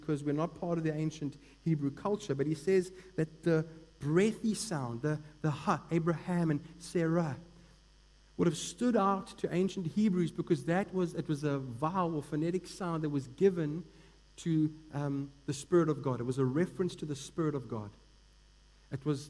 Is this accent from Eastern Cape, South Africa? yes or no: yes; Eastern Cape, South Africa; I grew up in the Eastern Cape and was pretty much immersed in the Xhosa culture